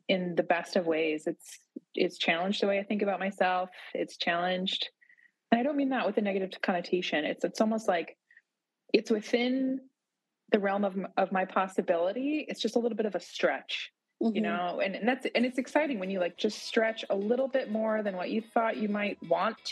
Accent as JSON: {"language": "English", "town": "Boise", "region": "Idaho", "country": "United States", "tie": "born or raised there", "moved": "as an adult", "lives_now": "Porto, Portugal", "said": "I grew up in the Boise, Idaho area"}